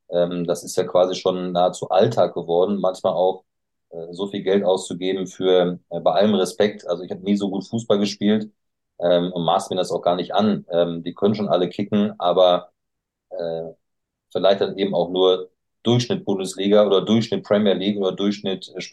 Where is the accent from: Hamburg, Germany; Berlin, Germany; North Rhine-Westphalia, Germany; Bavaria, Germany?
North Rhine-Westphalia, Germany; Bielefeld; Ähm, also gerade wenn ich jetzt zum Beispiel auch in meiner Heimat denke, an, an Bielefeld, ähm, die Alm, die mitten im Wohngebiet steht